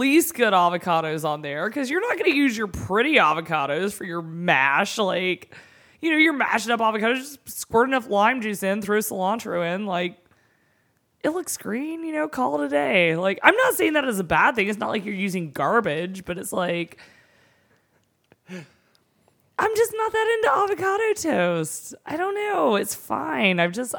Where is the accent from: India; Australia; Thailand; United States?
United States; the South; we are from the South.